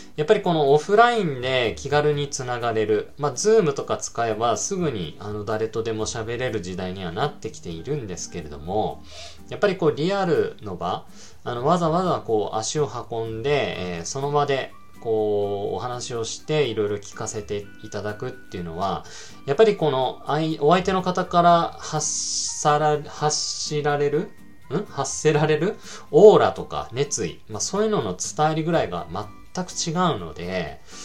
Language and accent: Japanese; Sapporo, Hokkaido, Japan; 僕の地元札幌の方で